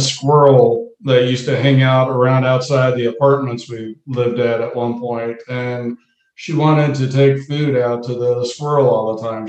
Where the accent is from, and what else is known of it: Dallas, Texas, United States; born or raised there; also born or lived in New Jersey